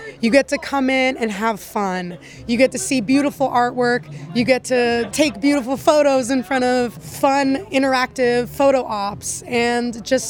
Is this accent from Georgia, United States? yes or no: no; Pasadena, California, United States; I grew up in Pasadena.